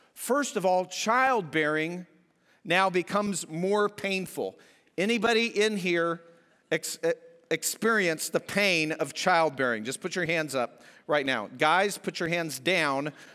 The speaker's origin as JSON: {"language": "English", "region": "New Mexico and southern Colorado", "country": "United States", "tie": "born or raised there", "moved": "yes", "said": "I'm from out west. I grew up in New Mexico and southern Colorado"}